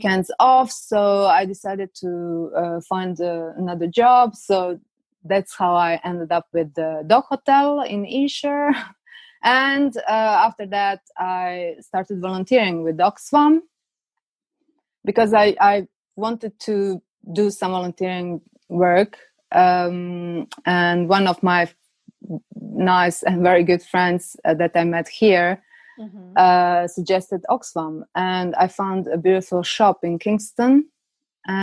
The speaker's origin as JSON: {"language": "English", "country": "Croatia", "tie": "born or raised there", "moved": "as an adult", "lives_now": "London, United Kingdom", "said": "I grew up in Croatia, lived there for most of my life"}